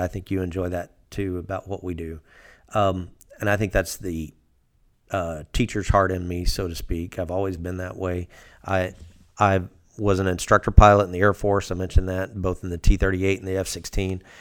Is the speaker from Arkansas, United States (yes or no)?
yes; Fort Smith, Arkansas, United States; I grew up down in Fort Smith